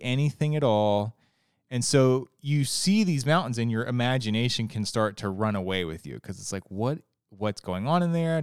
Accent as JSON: {"language": "English", "region": "Ohio", "country": "United States", "tie": "born or raised there", "also_born_or_lived": "Florida / Arizona", "moved": "as an adult", "lives_now": "Virginia, United States", "said": "I grew up in Ohio, very flat"}